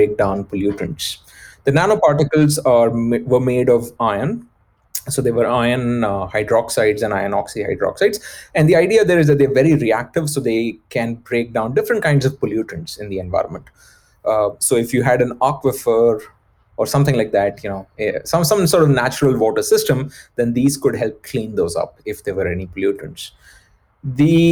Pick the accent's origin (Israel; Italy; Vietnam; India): India; moved away; I was brought up in India